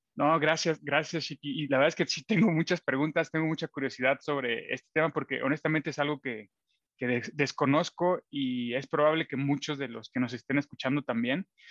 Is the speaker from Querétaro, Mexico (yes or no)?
no; Matehuala, San Luis Potosí, Mexico; la ciudad eh, donde yo nací y crecí, y él también, en Matehuala, San Luis Potosí